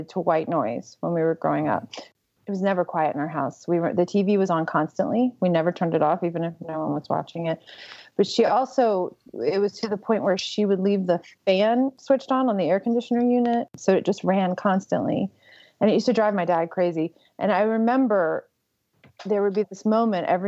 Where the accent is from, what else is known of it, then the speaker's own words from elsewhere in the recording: right outside of New Orleans, Louisiana, United States; I grew up right outside of New Orleans, where it's excruciatingly hot most of the year.